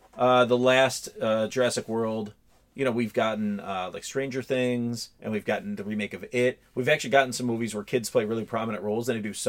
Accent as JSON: {"language": "English", "country": "United States", "said": "And I'm from America."}